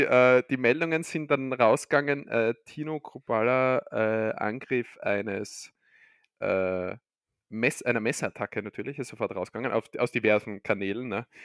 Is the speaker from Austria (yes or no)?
yes; Austria; bei uns in Österreich